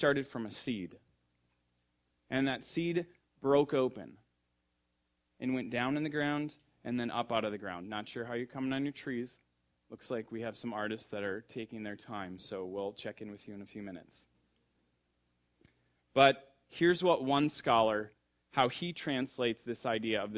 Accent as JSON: {"language": "English", "country": "United States", "tie": "born or raised there", "moved": "yes", "said": "I grew up in the Red River Valley, which is the richest, darkest topsoil in the world"}